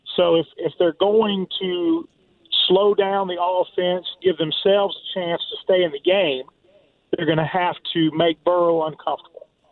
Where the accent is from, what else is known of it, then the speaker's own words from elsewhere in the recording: Denham Springs, Louisiana, United States; now in Oxford, Mississippi, United States; I'm from Denham Springs